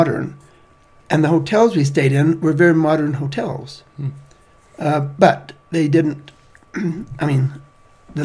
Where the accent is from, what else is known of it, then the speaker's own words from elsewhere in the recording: United States; being American